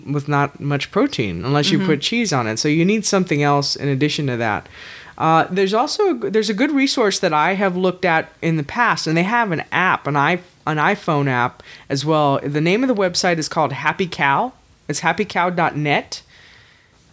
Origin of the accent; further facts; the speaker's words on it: Texas, United States; we're from Texas